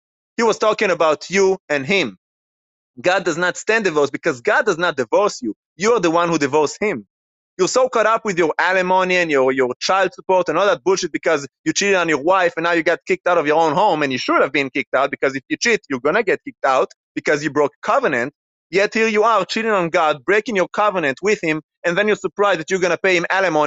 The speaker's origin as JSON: {"language": "English", "country": "Israel", "tie": "born or raised there", "moved": "yes", "said": "I grew up in Israel, in a Jewish background that does not believe in Jesus"}